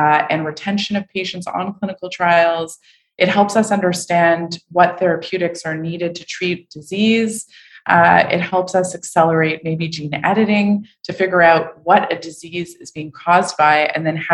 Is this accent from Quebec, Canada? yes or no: yes; Montreal, Quebec, Canada; moved away; I'm from Montreal